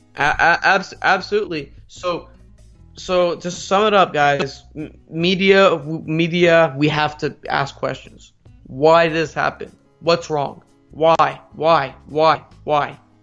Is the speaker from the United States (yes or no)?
yes; United States; I might be a, a, an American with, uh, Iranian, uh, parents